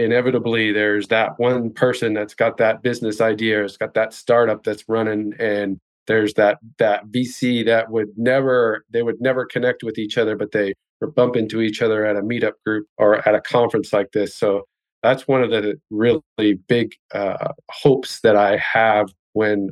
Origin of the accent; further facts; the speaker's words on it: Indiana, United States; moved away as an adult; now in Florida, United States; I'm Midwest. I grew up in Indiana. Spent much of my life in different cities and towns in Indiana. So I'm a Hoosier